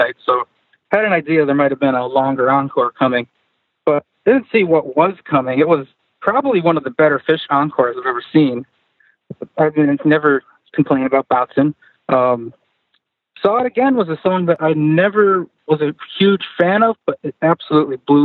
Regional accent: Connecticut, United States; I'm from Connecticut. I live about an hour away from the casinos.

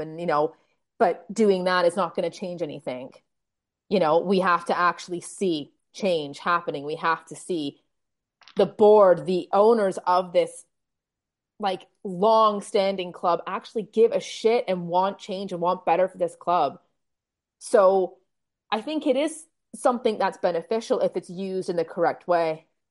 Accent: Toronto, Ontario, Canada; moved away; also born or lived in Manchester; we're both Canadians. Um, we're both from Toronto, but we actually met in Manchester

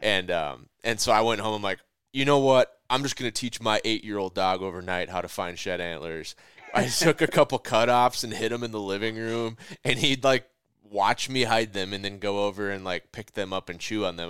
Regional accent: Minnesota, United States; I'm from Minnesota.

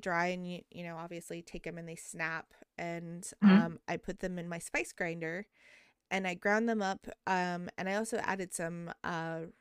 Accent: Taos, New Mexico, United States; moved away; also born or lived in Albuquerque, New Mexico; I was born in Albuquerque and I was raised in Taos.

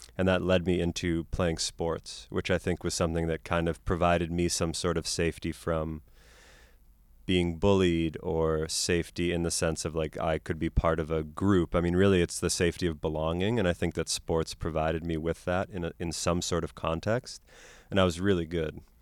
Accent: Boston, Massachusetts, United States; moved away; also born or lived in Cameroon; growing up in Boston

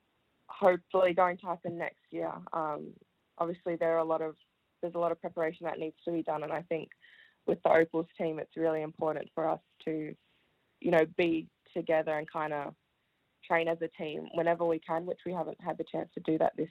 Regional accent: Melbourne, Victoria, Australia; also born or lived in Wellington, New Zealand; I was born in New Zealand, Wellington. And my family and I moved to Australia, to Melbourne, when I was 5. So I started primary school at Oak Park Primary School

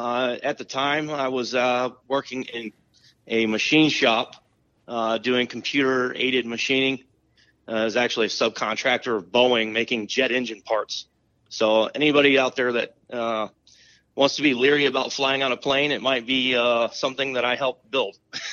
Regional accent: San Diego, California, United States; growing up in San Diego, California

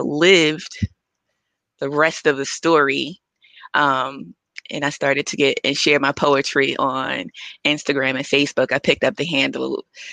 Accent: Newark, New Jersey, United States; I grew up in Stella Rights Projects in Newark, New Jersey.

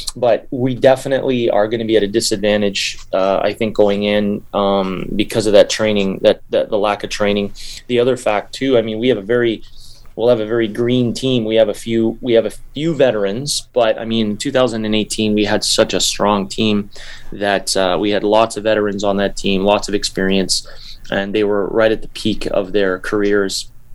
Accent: Canada; I'm not American, I'm Canadian

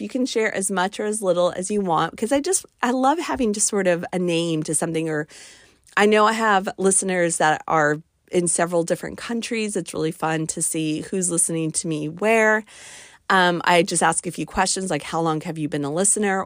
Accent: West Coast, United States; now in East Coast, United States; I'm kind of from the West Coast

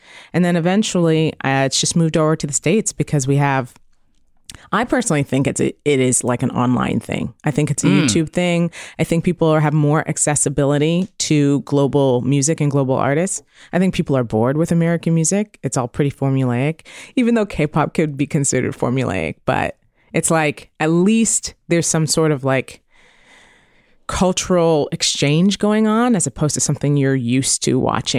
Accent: Canada; I would disagree drops. As a Canadian, but that's

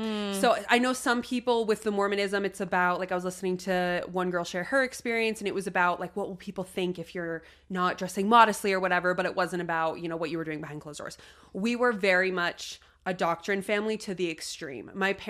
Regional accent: Utah, United States; also born or lived in Wyoming; I was in Utah, and okay, we lived in Wyoming before that. We always just moved around a lot. So gotcha, there was nowhere gotcha. I really grew up, but I did all of my like 12 to 18 here

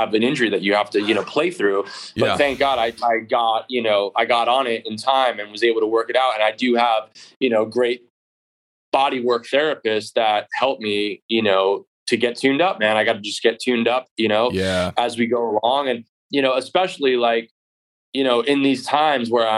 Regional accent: New York, United States; moved away; also born or lived in California; I grew up in New York in a basement.

